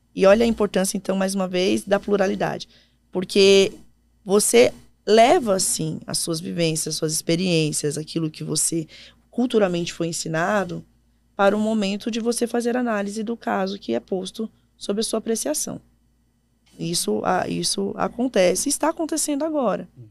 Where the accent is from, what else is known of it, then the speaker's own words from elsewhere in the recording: São Paulo, Brazil; moved away as an adult; also born or lived in Ceará; eu sou de São uhum. Paulo